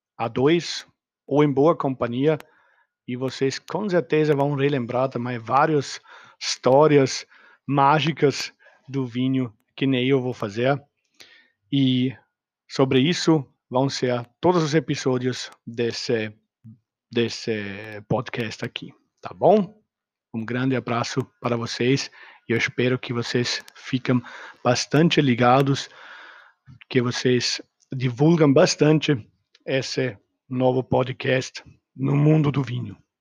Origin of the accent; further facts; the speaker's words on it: Austria; Portuguese is a second language; moved away; eu não sou nativo brasileiro nem português, ah, sou austríaco, nasci no meio dos vinícolas